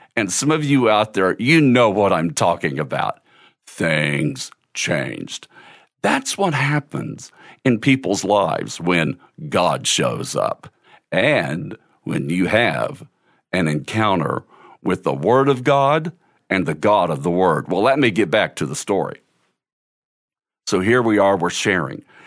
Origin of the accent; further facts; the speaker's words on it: Cal Gil, Missouri, United States; When I was a kid growing up in Cal Gil, Missouri